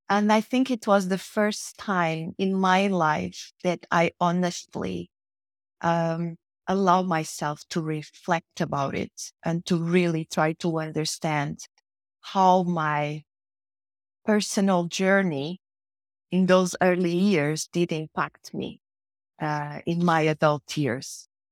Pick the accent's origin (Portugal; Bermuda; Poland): Portugal; moved away as an adult; also born or lived in Mozambique; now in Madrid, Spain; I was a very young child when I arrived in Portugal, um, that it was supposed to be my home country